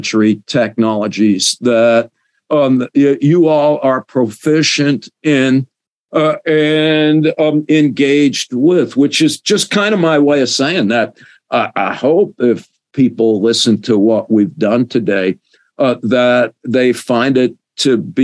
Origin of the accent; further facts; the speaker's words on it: United States; I grew up in America